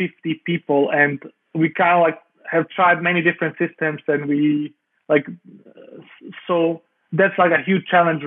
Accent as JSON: {"language": "English", "country": "Denmark", "tie": "born or raised there", "said": "I grew up in Denmark."}